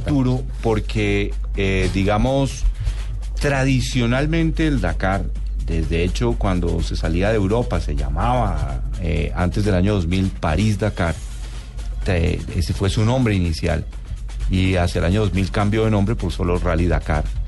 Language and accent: Spanish; Colombia; nosotros como colombianos